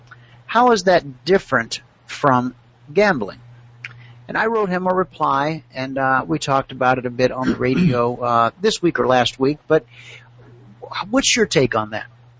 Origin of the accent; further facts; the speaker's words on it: Thomson, Georgia, United States; now in Phoenix, United States; I grew up in Augusta, Georgia, or a little town outside of Augusta